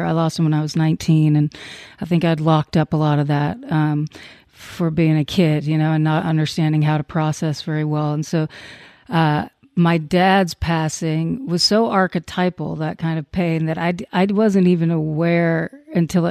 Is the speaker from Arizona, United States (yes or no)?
no; Crockett, Texas, United States; I was in Crockett, a little town called Crockett, Texas